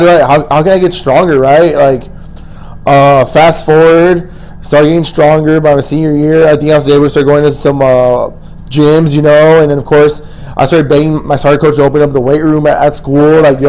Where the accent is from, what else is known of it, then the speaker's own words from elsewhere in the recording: El Paso, Texas, United States; also born or lived in Austin, Texas / Oklahoma; I'm from El Paso. Born and raised, bro. And then I moved out of El Paso for college.